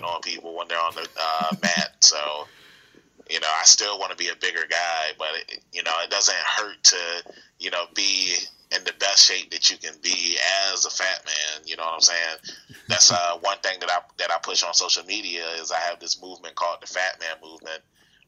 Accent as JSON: {"language": "English", "town": "Norfolk", "region": "Virginia", "country": "United States", "said": "I'm from Norfolk, Virginia"}